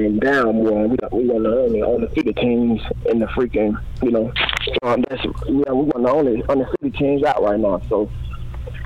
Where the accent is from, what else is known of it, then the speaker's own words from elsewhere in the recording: Tennessee, United States; moved away as an adult; I'm from Tennessee, and I'm the number one player coming out of the state